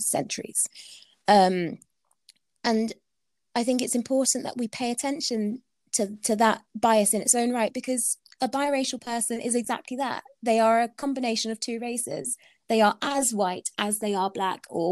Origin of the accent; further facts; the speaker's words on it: United Kingdom; I'm British